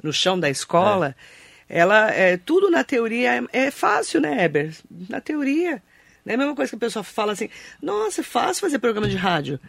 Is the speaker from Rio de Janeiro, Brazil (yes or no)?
no; Suzano, São Paulo, Brazil; Eu que sou de Suzano, imagina, meu pai estudou no Raul Brasil